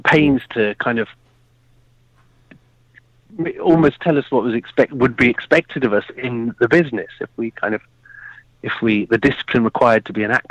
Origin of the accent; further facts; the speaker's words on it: Birmingham, West Midlands, United Kingdom; now in London, United Kingdom; originally, I'm from Birmingham in the UK. So the center, the middle of the country.